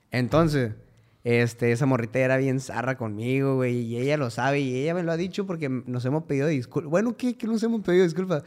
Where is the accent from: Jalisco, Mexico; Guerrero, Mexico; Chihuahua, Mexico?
Chihuahua, Mexico; Cuauhtémoc; moved away; Vengo de Cuauhtémoc, Chihuahua